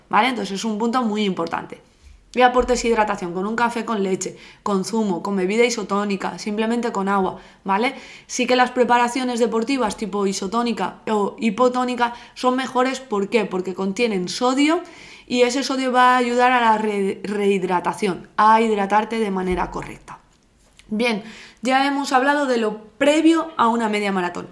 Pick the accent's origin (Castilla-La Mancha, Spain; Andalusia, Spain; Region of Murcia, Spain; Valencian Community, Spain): Valencian Community, Spain; Alzira; yo soy de Alcira